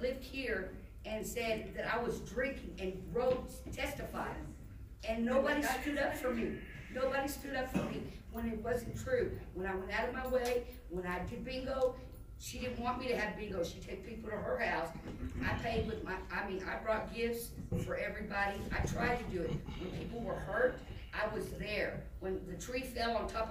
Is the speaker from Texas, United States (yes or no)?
yes; Dallas, Texas, United States; moved away; I'm from Dallas